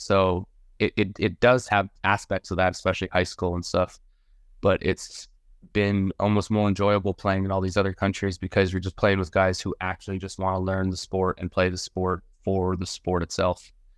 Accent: Denver, Colorado, United States; I grew up in Denver, Colorado.

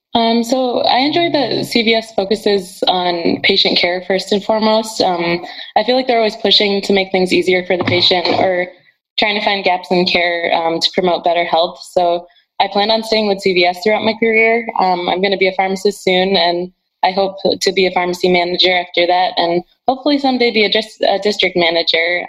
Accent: Rochester, Michigan, United States; moved away; I'm originally from Rochester, Michigan.

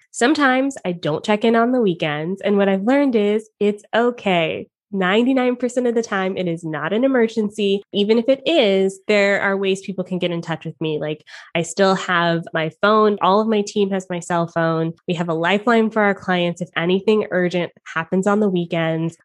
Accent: Atlanta, Georgia, United States; moved away as an adult; also born or lived in Toronto, Canada; now in Canada; I lived in Atlanta, Georgia. He lived in Toronto, Canada. So we did long distance for a little bit, then we fell in love, we got married, and I moved from my hometown to live with him in Canada

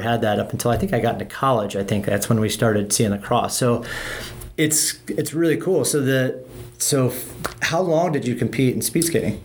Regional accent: Midwest, United States; I grew up in the Midwest

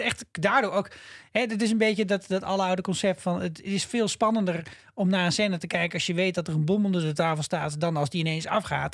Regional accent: Netherlands; als Nederlanders

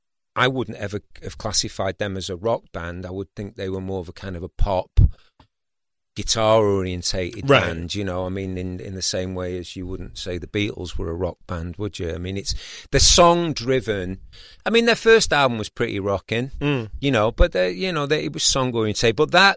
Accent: Manchester, North West England, United Kingdom; moved away as an adult; also born or lived in Los Angeles, United States; I'm from Manchester, so I've got a place up in just outside Manchester.

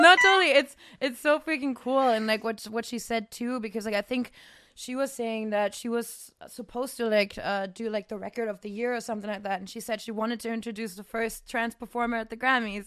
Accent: Germany; English is a second language; now in United States; in my, like, small town in Germany because I'm not, I'm not technically from Cologne even, which is already kind of a small city. I was, like, two hours outside

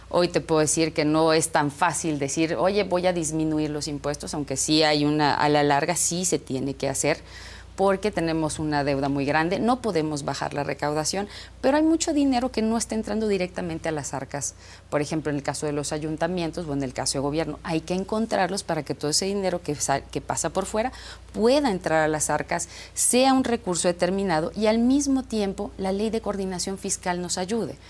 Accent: Tizimín, Yucatán, Mexico; now in Mérida, Mexico; crecí en Tizimín, ahora y media de Mérida

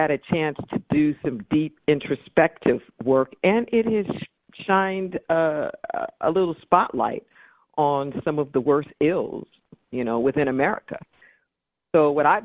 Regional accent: Los Angeles, California, United States; now in Santa Cruz, United States; I was raised in Los Angeles

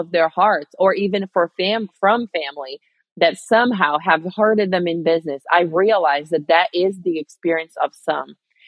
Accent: Rio de Janeiro, Brazil; moved away; my hometown in Rio, Brazil

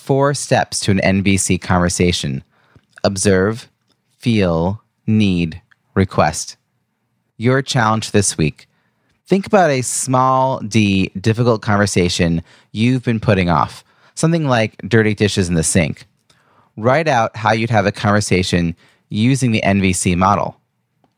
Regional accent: Long Island, New York, United States; my hometown area of Long Island, New York

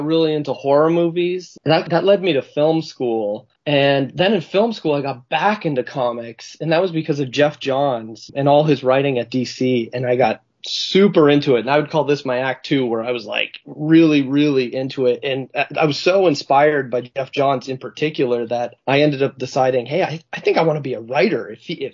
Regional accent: Canada; as a Canadian, I feel ripped off

